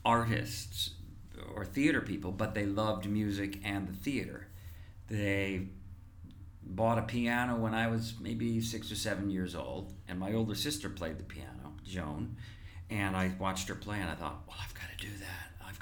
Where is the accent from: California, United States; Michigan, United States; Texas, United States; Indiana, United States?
Indiana, United States; moved away; I grew up in Indiana.